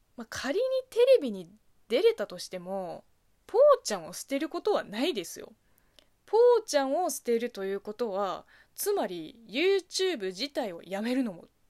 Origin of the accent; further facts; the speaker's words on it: China; now in Japan; 中国生まれ中国育ち